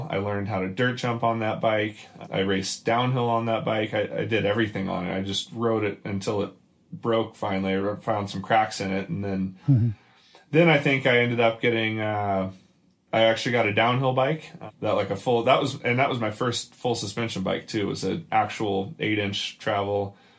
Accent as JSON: {"language": "English", "town": "Louisville", "region": "Kentucky", "country": "United States", "tie": "born or raised there", "said": "I grew up in Louisville, Kentucky"}